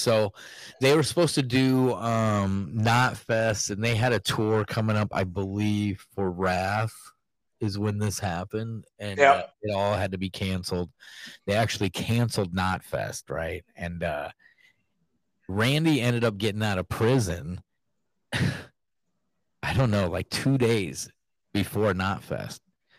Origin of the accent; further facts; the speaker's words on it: Iowa, United States; I'm from Iowa.